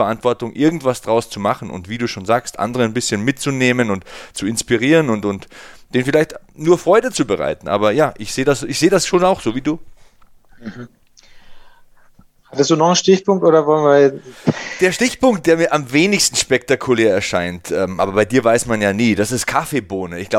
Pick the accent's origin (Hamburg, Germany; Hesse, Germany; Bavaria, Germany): Bavaria, Germany; Ich bin auch im Land aufgewachsen, hier in der Nähe von Passau, Niederbayern.